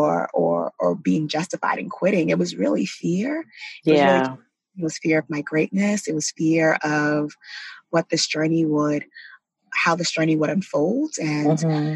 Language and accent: English; New York City, New York, United States; also born or lived in California; I'm from Brooklyn, New York. Mm-hmm. I grew up in the projects of Brooklyn, New York